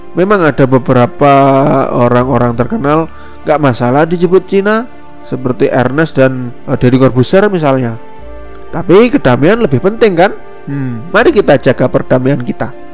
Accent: Indonesia; I'm Indonesian

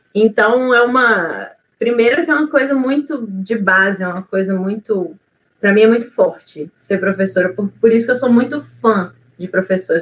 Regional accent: Belo Horizonte, Minas Gerais, Brazil; now in Ouro Branco, Brazil; Eu sou de Ouro Branco, Minas Gerais. Eu sou original, original originalmente de Belo Horizonte mas a minha cidade do coração é Ouro Branco mesmo.

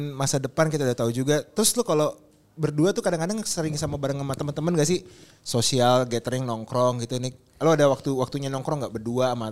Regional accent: North Sumatra, Indonesia; Terus kalau tiba-tiba ya gue kan Batak dan bini gue kan dibatakan kemarin

